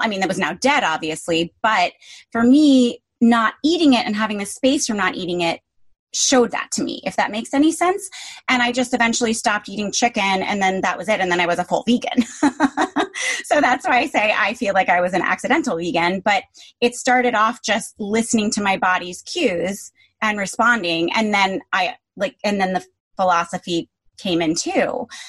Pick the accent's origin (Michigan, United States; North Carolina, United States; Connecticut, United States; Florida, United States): Connecticut, United States; now in New York, United States; I grew up in Connecticut where your options are McDonald's or Country Club